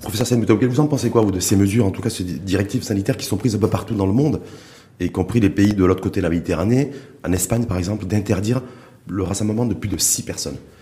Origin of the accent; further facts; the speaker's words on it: Morocco; chez nous, au Maroc